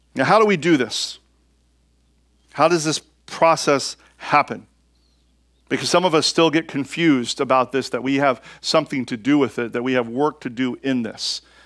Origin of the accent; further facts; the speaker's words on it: United States; I'm an American